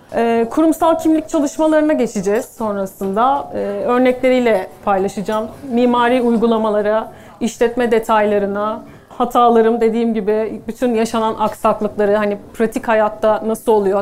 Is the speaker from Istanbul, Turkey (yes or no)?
yes; Istanbul, Turkey; 1982 İstanbul'da doğdum.